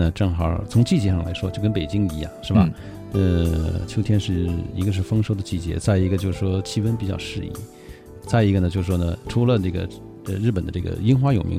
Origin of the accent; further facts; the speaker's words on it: Beijing, China; 我们北京人去的话